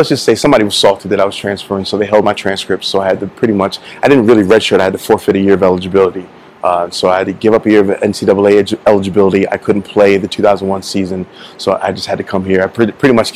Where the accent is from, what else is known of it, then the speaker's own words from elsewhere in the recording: New York City, New York, United States; also born or lived in Florida; now in Las Vegas, United States; Born and raised in Queens, and then I moved to Florida